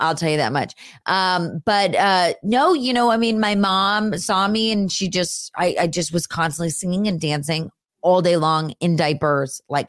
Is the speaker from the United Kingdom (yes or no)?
no; California, United States; also born or lived in Los Angeles; I grew up up north in the Bay Area. Okay. I was born at Stanford University, so up there.